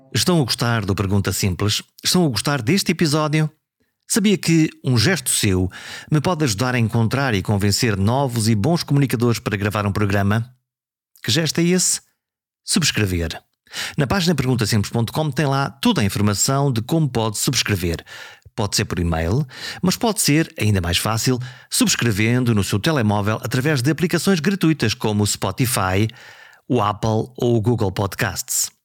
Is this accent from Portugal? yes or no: yes; Viana do Castelo, Norte, Portugal; now in Lisbon, Portugal; Eu venho de Viana